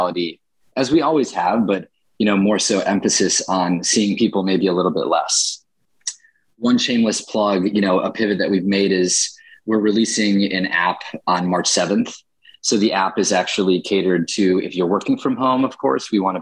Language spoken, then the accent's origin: English; Chicago, Illinois, United States; also born or lived in Michigan; I grew up in Chicago's Edgewater neighborhood